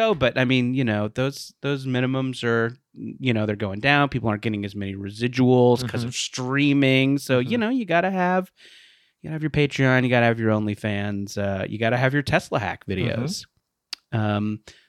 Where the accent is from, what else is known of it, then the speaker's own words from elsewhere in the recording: Philadelphia, Pennsylvania, United States; accent: Philly; And I think we all loved my Philly accent.